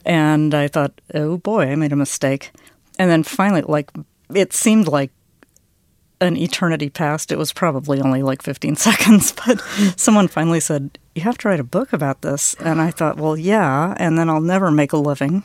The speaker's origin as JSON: {"language": "English", "region": "the South", "country": "United States", "also_born_or_lived": "Vienna", "said": "we're from the South. I'm Southern"}